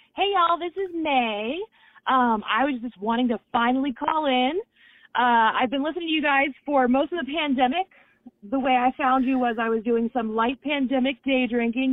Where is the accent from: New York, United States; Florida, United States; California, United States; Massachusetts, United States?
Florida, United States; moved away as an adult; now in Washington State, United States; I'm from Florida and we don't have that here, but I moved up to Washington State.